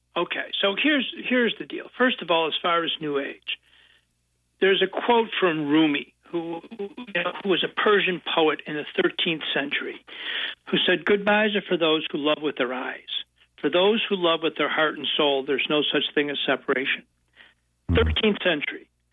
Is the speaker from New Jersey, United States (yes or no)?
no; Buffalo, New York, United States; now in Chicago area, United States; I was born in Buffalo, New York, and youngest of ten kids in a big Irish Catholic family. Moved to the suburbs when I was uh, in grammar school uh, of, of Buffalo